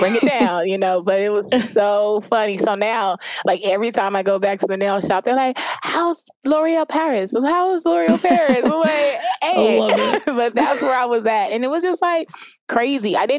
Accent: Jamaica; now in Alpharetta, United States; I am from Jamaica

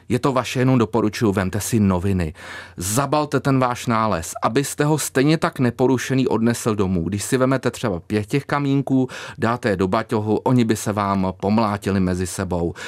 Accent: Králův Dvůr, Central Bohemian Region, Czechia; já pocházím z Králova dvora, takže je to oblast mě blízká

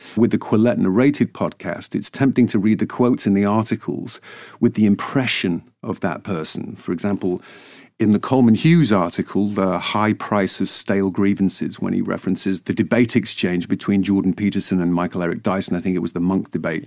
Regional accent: Ainsdale, North West England, United Kingdom; also born or lived in Wigan; now in United States; I was born in Wigan, in northwest England, and raised in a, a little seaside village called Ainsdale.

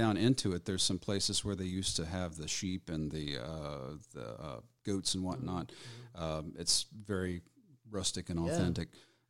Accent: Weatherford, Texas, United States; I grew up in Weatherford mostly with the ag kids

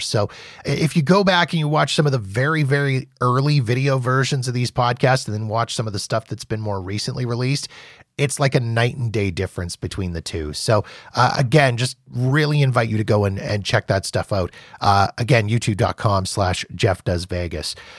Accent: Winnipeg, Manitoba, Canada; my hometown of Winnipeg

